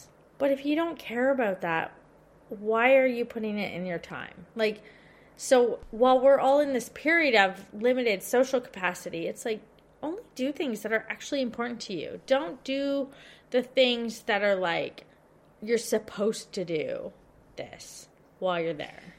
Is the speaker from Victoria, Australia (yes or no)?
yes; Victoria, Australia; So I'm thinking about this so much because I'm from Victoria and we've had, you know, the toughest restrictions out of all of Australia.